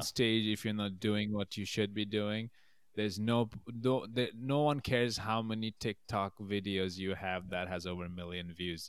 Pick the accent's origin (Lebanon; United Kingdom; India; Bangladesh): Bangladesh; moved away as an adult; also born or lived in Massachusetts / Albany, New York; now in New York, United States; I was born and raised in Bangladesh, and then I moved here for college when I was eighteen